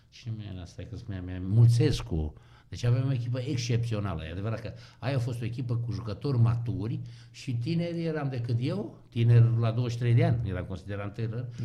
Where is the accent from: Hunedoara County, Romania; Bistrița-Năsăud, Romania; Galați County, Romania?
Hunedoara County, Romania; Hunedoara; ce eveniment pentru noi care am venit din Hunedoara